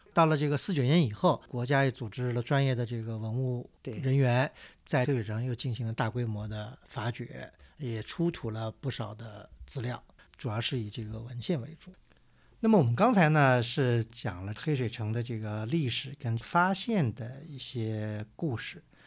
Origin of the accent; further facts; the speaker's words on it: China; 我们作为中国人